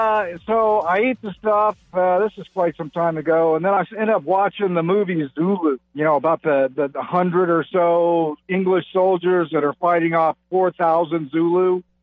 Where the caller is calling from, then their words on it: Cape Coral, Florida, United States; Cape Coral.